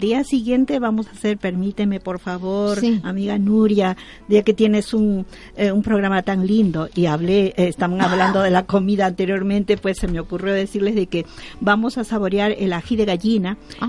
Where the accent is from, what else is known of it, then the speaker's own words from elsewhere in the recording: Peru; now in Spain; yo soy de origen peruana